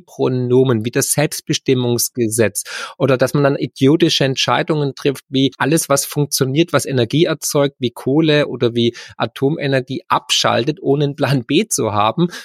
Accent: Germany

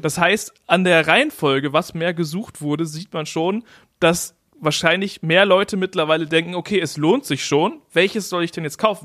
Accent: East Frisia, Lower Saxony, Germany; moved away; in meiner Heimatstadt

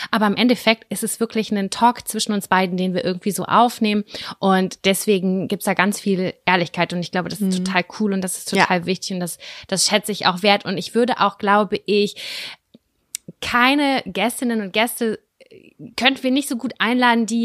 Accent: Lübbecke, North Rhine-Westphalia, Germany; Lübbecke, wir kommen beide aus dem gleichen Ort

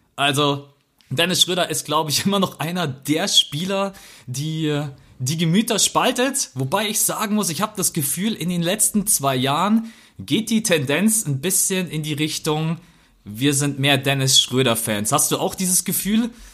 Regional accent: Germany; wir können als Deutsche

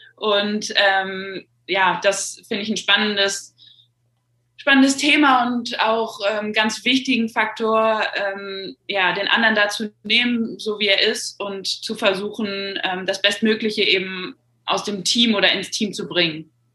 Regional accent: North Rhine-Westphalia, Germany; über einen relativ kleinen Verein in meiner Heimatstadt dann in die NRW-Auswahl ähm, gekommen

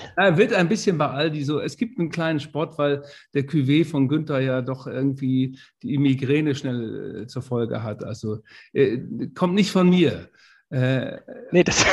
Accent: Twistringen, Lower Saxony, Germany; ich komme aus Twistring. Das ist ein kleiner Ort, eine kleine Enklave, 30 Kilometer

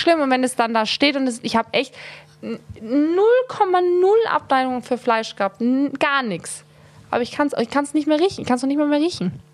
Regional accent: Tyrol, Austria; ich bin eine Tirolerin. Ja, ich bin hier groß geworden.

